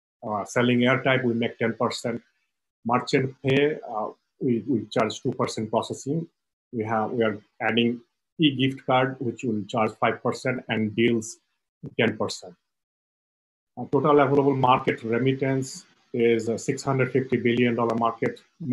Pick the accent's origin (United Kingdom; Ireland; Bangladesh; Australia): Bangladesh; now in United States; originally I was from Bangladesh, so I have a lot of connection in Bangladesh.